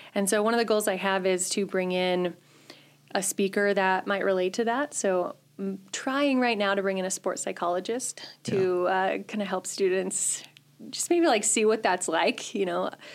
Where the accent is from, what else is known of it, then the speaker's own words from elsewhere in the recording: a little town north of Grand Rapids, Michigan, United States; moved away as an adult; also born or lived in Kearney, Nebraska; now in Chadron, United States; I am originally from Michigan